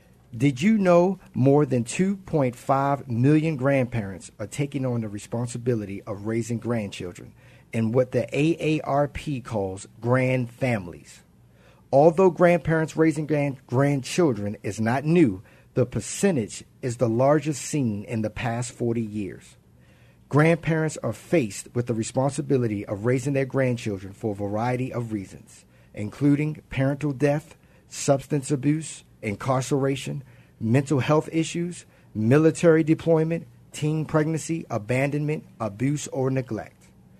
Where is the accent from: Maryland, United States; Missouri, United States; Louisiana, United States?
Maryland, United States; Baltimore; moved away; I was raised by my grandparents. I'm originally from Baltimore